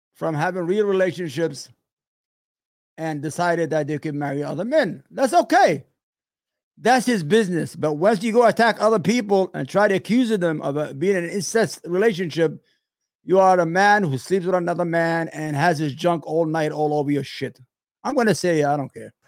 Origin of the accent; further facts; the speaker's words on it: New York, United States; I'm from New York.